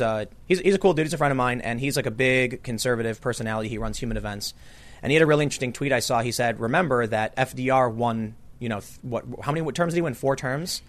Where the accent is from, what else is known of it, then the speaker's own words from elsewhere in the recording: Chicago, Illinois, United States; I grew up on the South Side.